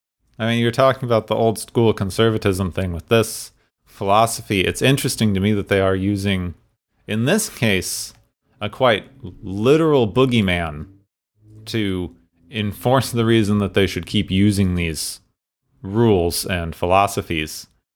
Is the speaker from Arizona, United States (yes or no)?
yes; Phoenix, Arizona, United States; like where I grew up in Phoenix, it's like it's illegal to spit on the sidewalk